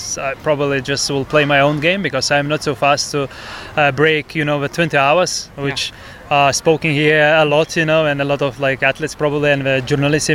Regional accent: Lithuania; I'm from Lithuania

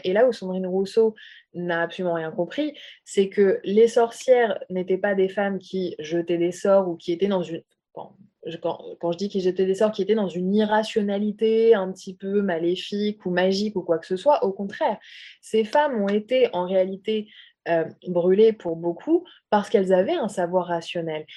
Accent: France; je suis française d'origine arabe

